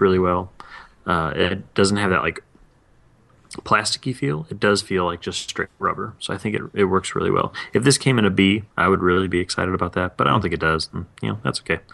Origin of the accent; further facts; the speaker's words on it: East Tennessee, United States; I'm from East Tennessee